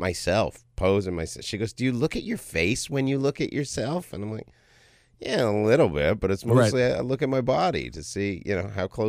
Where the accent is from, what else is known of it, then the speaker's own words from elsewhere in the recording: Toronto, Ontario, Canada; moved away; Born and raised in Toronto, Ontario, Canada.